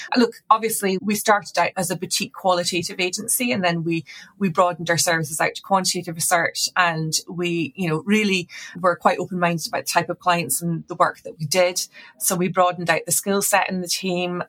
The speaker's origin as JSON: {"language": "English", "region": "Scotland", "country": "United Kingdom", "also_born_or_lived": "Edinburgh", "moved": "yes", "said": "I'm Scottish originally"}